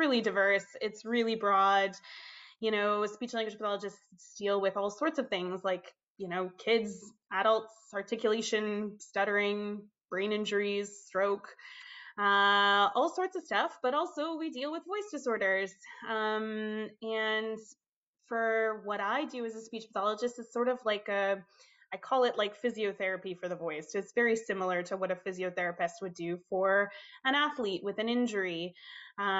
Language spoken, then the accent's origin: English; Minnesota, United States; moved away as an adult; also born or lived in Toronto, Canada; now in Canada; I was born in the States, obviously, Minnesota. I moved to Canada at the ripe old age of 18.